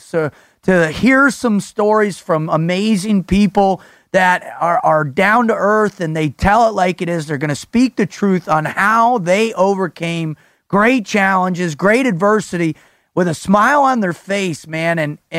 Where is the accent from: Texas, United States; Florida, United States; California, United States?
Florida, United States; South; I grew up in South Florida too